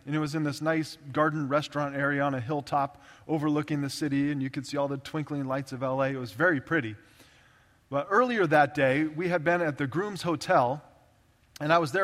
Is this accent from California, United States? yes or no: yes; Orange County, California, United States; I grew up in Orange County, California, just south of Los Angeles, the OC